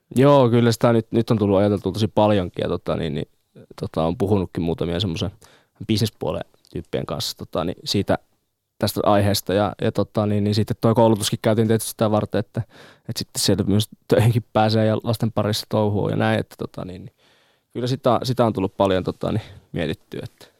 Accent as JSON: {"language": "Finnish", "town": "Jyväskylä", "region": "Central Finland", "country": "Finland", "tie": "born or raised there", "said": "Jyväskylä tulee olemaan aina tota se mun kotikaupunki"}